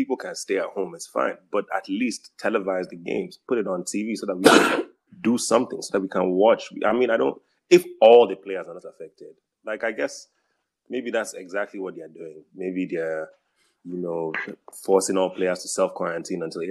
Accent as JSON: {"language": "English", "country": "Nigeria", "tie": "born or raised there", "said": "growing up in Nigeria, just Nigeria"}